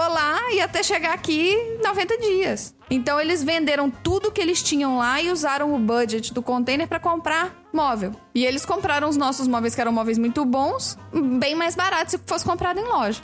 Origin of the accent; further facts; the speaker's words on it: Belo Horizonte, Minas Gerais, Brazil; eu nasci em Belo Horizonte. E aí eu me mudei pra Pará de Minas